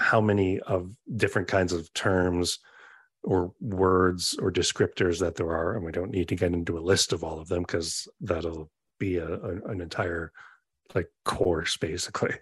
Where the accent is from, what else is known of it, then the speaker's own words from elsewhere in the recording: Canada; where I'm from Canada, so that's obviously the world where I am from